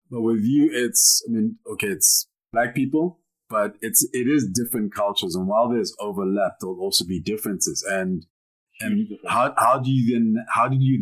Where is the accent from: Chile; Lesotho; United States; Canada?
Lesotho; Maseru, Maseru District; okay, I didn't grow up in South Africa. I grew up in Maseru.